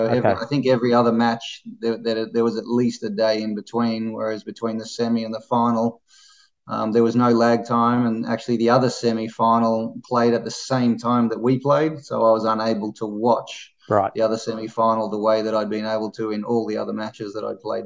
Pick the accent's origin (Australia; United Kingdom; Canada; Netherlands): Australia; especially being an Australian and someone that I'd watched for a long time on TV in Davis Cup